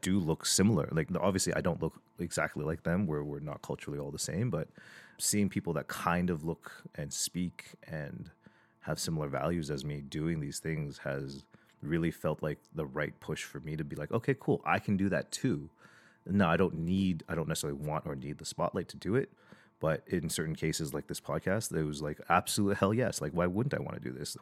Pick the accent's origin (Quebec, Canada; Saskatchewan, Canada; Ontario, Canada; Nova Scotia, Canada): Ontario, Canada; Toronto; I was born and raised in, in Toronto, in Scarborough.